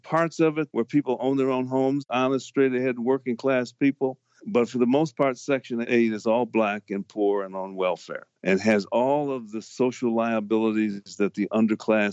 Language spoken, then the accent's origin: English; Harvey, Illinois, United States; I grew up in Chicago, the town I grew up in, Harvey, Illinois, right off the south side of Chicago